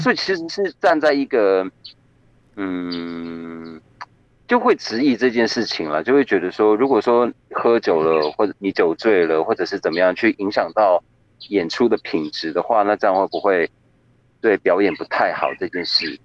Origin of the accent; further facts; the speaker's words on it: Taiwan; 像我自己是在，就是在跑文组的部落长大的嘛